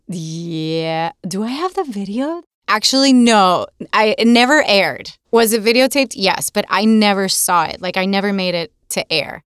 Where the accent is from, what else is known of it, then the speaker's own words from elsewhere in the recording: Puerto Rico; first language Spanish; English is a second language; moved away as an adult; also born or lived in Boston; I was born and raised in Puerto Rico, and my, my first language is Spanish